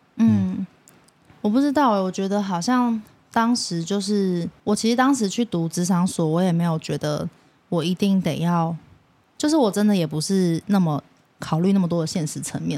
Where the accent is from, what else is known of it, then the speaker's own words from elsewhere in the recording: Taipei, Taiwan; 我虽然我是台北人